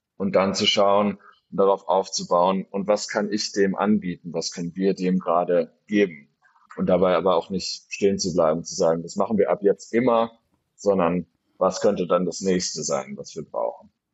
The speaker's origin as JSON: {"language": "German", "town": "Freiburg", "region": "Baden-Württemberg", "country": "Germany", "tie": "born or raised there", "also_born_or_lived": "Berlin", "moved": "yes", "said": "ich bin gebürtiger Freiburger, komme also aus Süddeutschland"}